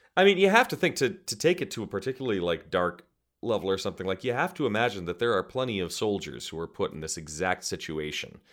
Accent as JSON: {"language": "English", "country": "United States", "said": "as an American actor"}